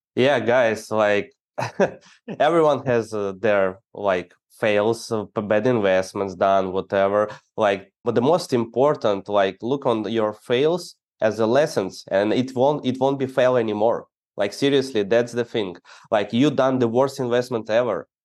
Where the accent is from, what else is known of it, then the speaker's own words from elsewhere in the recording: Ukraine; I'm the guy from Ukraine